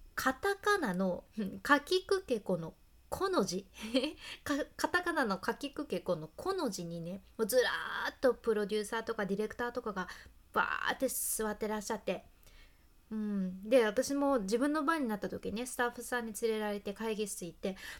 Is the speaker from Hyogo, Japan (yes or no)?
no; Hakata, Fukuoka, Japan; accent: Hakata dialect; 博多弁の幸あれ子でした